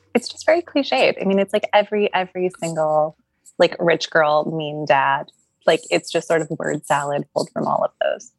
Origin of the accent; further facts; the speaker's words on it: Boston, Massachusetts, United States; I grew up in Boston